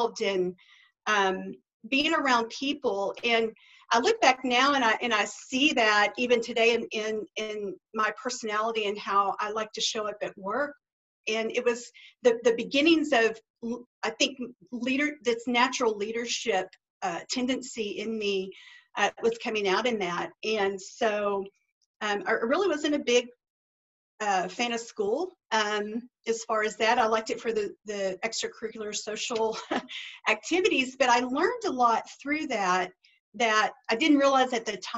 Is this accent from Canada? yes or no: no; Duncan, Oklahoma, United States; I grew up in Duncan, Oklahoma, small town.